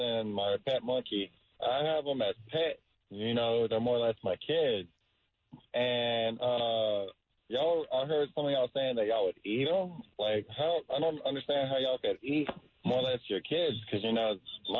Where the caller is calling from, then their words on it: Brandon, Florida, United States; I'm calling you from Brandon, Florida